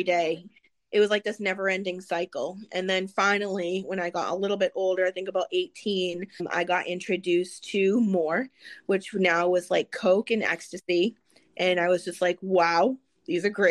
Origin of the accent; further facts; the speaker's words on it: Massachusetts, United States; I grew up in Massachusetts